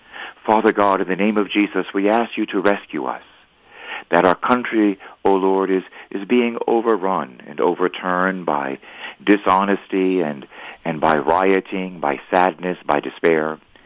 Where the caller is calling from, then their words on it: Wyoming, United States; I'm calling you from Wyoming, from the Wild Wild West.